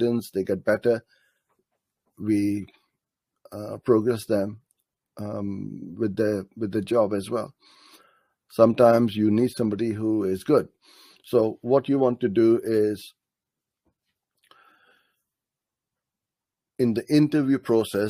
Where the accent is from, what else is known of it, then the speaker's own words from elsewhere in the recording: Karachi, Sindh, Pakistan; From Karachi, my hometown.